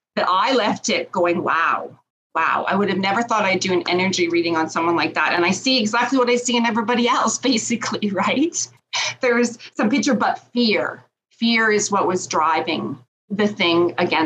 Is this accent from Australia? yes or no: no; Canada; I'm Canadian